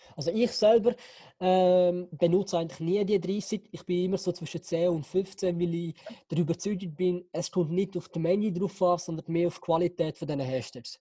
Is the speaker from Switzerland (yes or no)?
yes; Switzerland; bin in der Schweiz geboren